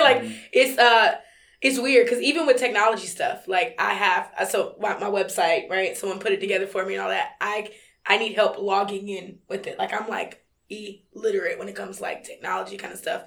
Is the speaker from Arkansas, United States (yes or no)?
no; North Carolina, United States; I'm from North Carolina